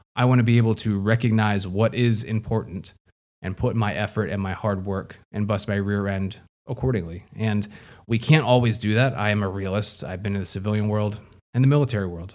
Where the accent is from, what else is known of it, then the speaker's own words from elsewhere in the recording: United States; proudly as an American